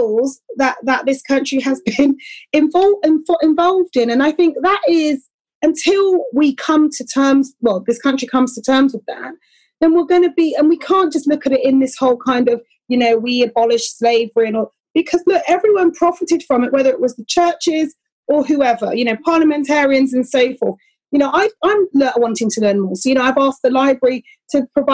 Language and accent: English; Bristol, South West England, United Kingdom; I grew up in Bristol, okay? So I'm familiar with Colston Hall